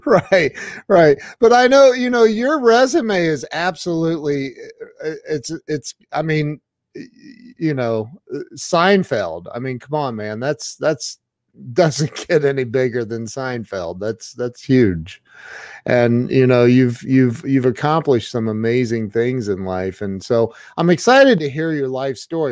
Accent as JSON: {"language": "English", "region": "Midwest", "country": "United States", "lives_now": "Ohio, United States", "said": "I'm from the Midwest, I'm in Ohio"}